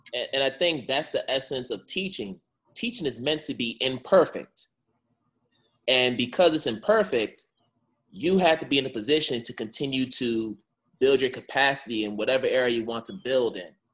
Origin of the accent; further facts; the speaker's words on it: Boston, Massachusetts, United States; I'm from Boston, like I'm in the Boston area